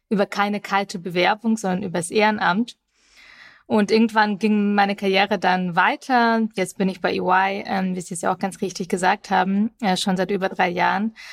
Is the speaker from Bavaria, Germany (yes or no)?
yes; Augsburg, Bavaria, Germany; 2001, als ich elf Jahre alt war, sind wir nach Deutschland eingewandert, nach Augsburg genau genommen. Ich bin also in Bayern aufgewachsen